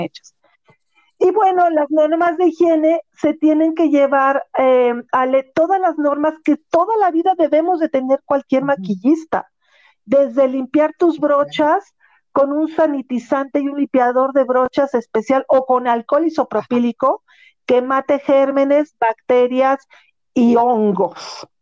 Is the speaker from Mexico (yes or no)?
yes; Mexico